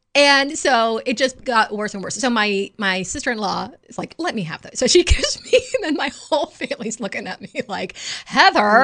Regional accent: the South, United States; I was raised as a Southerner

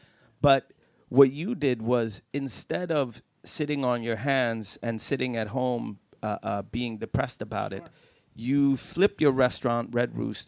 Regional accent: Lund and Malmö, Skåne, Sweden; moved away as an adult; now in Stockholm, Sweden; I come from, you know, an even smaller town down south. You know, I'm from Lund and Malmö, and I remember when I moved up to Stockholm 2000

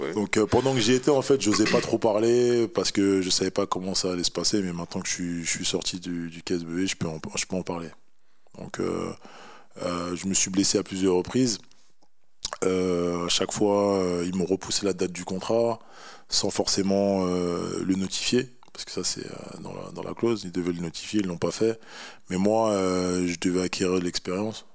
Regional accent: Paris, Île-de-France, France; je suis originaire du Sénégal, voilà, je suis né en France, à Paris, et voilà, je suis un parisien et fier de l'être aussi.

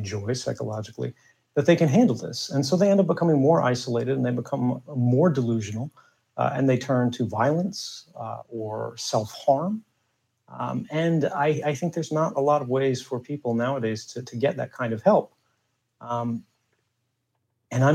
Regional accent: United States; moved away as an adult; now in Russia; I'm an American

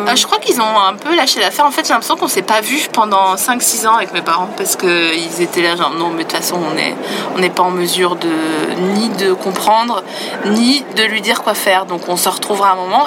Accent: Vosges, Grand Est, France; je viens des Vosges, euh, une partie de ma famille euh, sont des paysans

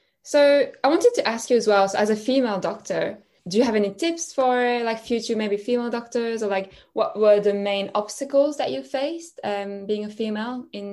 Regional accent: France; And I'm from France

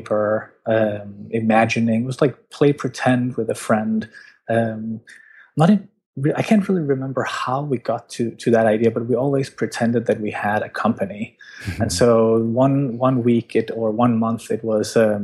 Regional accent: Denmark; I'm from Denmark

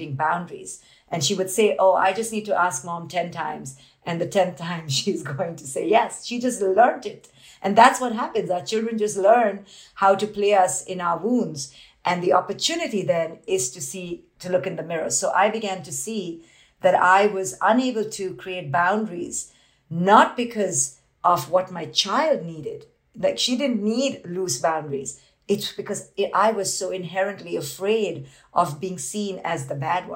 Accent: India; I grew up in India as this Indian woman

